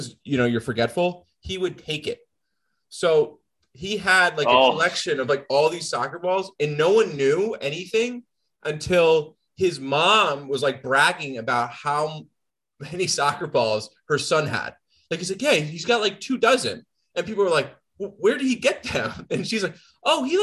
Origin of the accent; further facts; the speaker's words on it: Hudson Valley, New York, United States; my hometown, Hudson Valley Renegades.